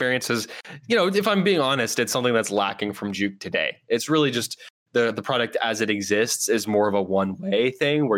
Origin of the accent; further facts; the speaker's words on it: Oakland, California, United States; my hometown of Oakland